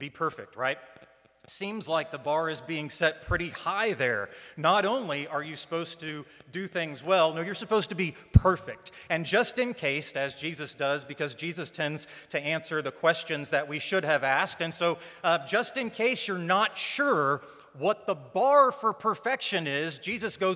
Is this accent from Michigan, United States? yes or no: no; Kansas City, Kansas, United States; moved away; I grew up in Kansas City, on the Kansas side